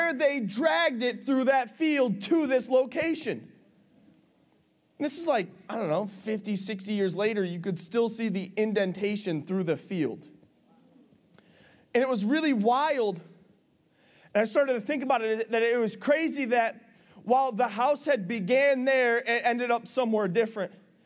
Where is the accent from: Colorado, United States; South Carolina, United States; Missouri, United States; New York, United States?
New York, United States; Big Flats; the house I grew up in Big Flats